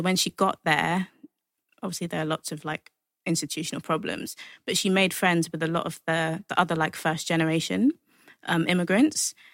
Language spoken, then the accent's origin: English; London, United Kingdom; I'm from Hackney